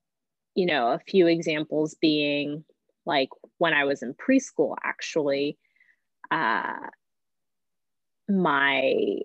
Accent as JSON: {"language": "English", "town": "Sacramento", "region": "California", "country": "United States", "tie": "born or raised there", "moved": "as an adult", "lives_now": "Los Angeles, United States", "said": "I am born and raised in Sacramento and recently moved"}